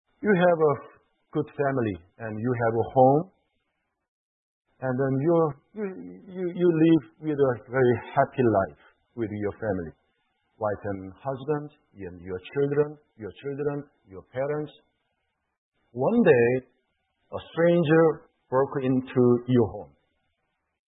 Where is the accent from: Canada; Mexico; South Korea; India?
South Korea; moved away